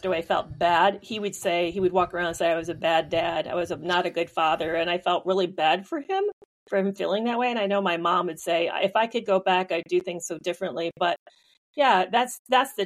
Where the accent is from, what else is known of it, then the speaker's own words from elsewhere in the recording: Michigan, United States; Grew up in Michigan